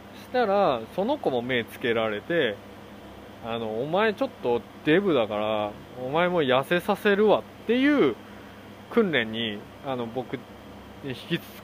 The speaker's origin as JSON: {"language": "Japanese", "country": "South Korea", "tie": "born or raised there", "also_born_or_lived": "Japan", "second_language": "Japanese", "moved": "yes", "lives_now": "United States", "said": "韓国人として生まれてよかった"}